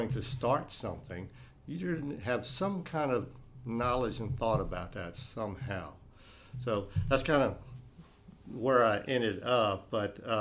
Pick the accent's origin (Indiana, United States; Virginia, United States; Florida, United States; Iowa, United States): Virginia, United States; Virginia Beach; I grew up in Virginia, down in the Virginia Beach area. We call it Tidewater area.